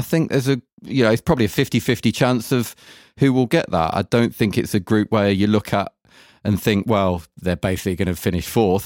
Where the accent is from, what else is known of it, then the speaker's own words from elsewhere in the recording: England, United Kingdom; now in Germany; being English